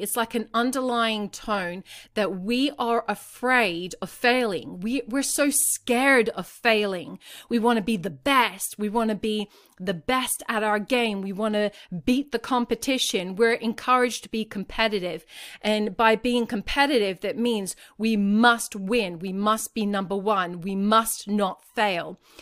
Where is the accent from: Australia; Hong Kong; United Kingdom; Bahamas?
Australia; I'm not American, I'm Australian